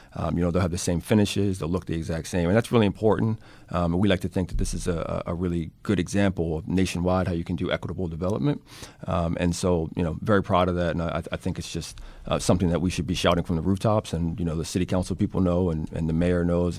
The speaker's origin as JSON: {"language": "English", "town": "Baltimore", "region": "Maryland", "country": "United States", "tie": "born or raised there", "said": "born and raised in Baltimore, uh, lived most of my life in, uh, West Baltimore"}